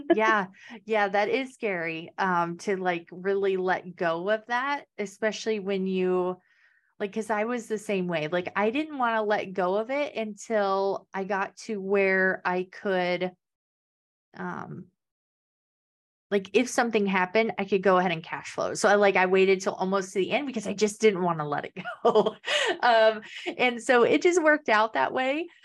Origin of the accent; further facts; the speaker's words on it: Kansas, United States; moved away; I'm originally from Kansas, so there's no beach there.